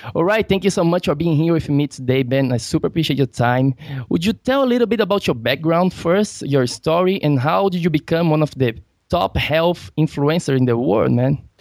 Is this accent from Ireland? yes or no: no; Brazil; I'm from Brazil.